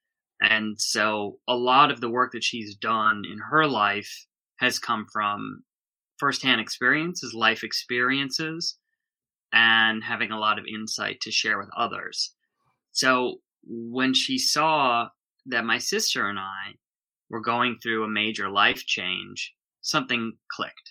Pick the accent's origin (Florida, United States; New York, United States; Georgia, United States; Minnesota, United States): Minnesota, United States; Minneapolis suburb; moved away as an adult; now in Los Angeles, United States; I grew up in Minnesota